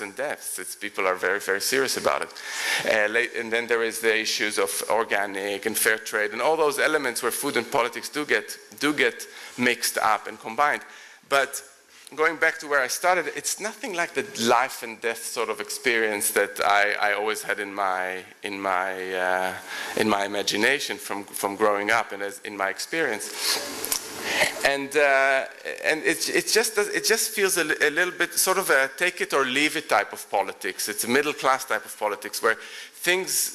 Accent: Israel; now in London, United Kingdom; I'm from Israel.

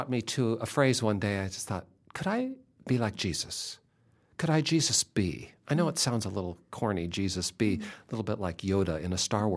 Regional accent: Seattle, Washington, United States; when I was a kid, growing up in Seattle

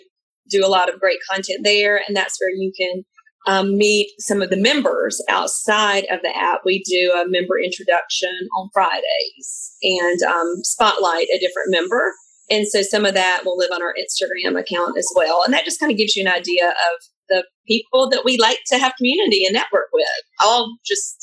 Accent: the South, United States; we just are really big fans of the South being Southerners

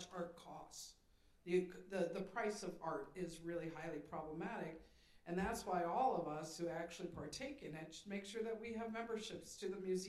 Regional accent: Sandusky, Ohio, United States; moved away; I came from Sandusky, Ohio.

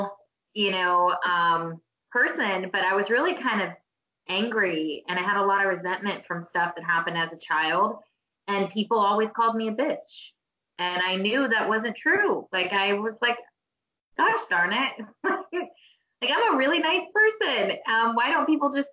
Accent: Oklahoma, United States; I was born in Oklahoma

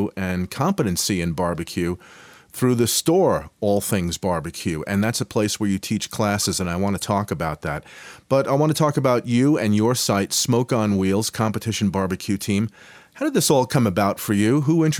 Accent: Boulder, Colorado, United States; here in my hometown of Boulder, Colorado

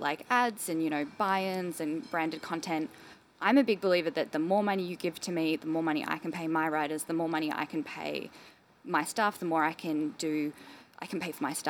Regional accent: Melbourne, Victoria, Australia; I grew up in Melbourne

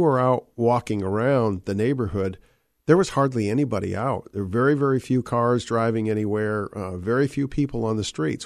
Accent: Western Pennsylvania, United States; when I was a little boy growing up in Western Pennsylvania

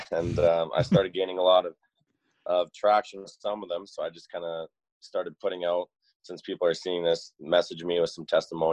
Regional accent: Peachland, British Columbia, Canada; moved away as an adult; also born or lived in Calgary; I grew up in Peachland, BC, kind of near Kelowna.

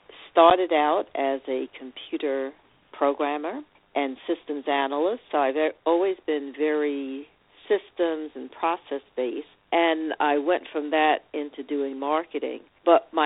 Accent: New York City, New York, United States; also born or lived in Long Island; my journey started as a young girl growing up in New York City, or Brooklyn specifically, and Long Island.

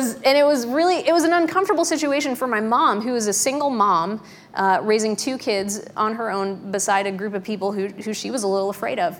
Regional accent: Pennsylvania, United States; also born or lived in Darlington, Pennsylvania; When I was growing up in Pennsylvania, we did a stint in a little town called Darlington

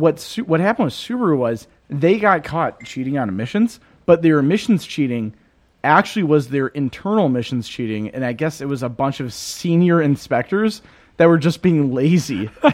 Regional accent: United States; I'm American.

